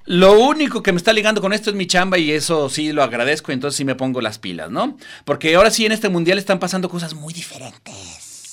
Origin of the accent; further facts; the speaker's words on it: Guadalajara, Jalisco, Mexico; somos gente bonita de Guadalajara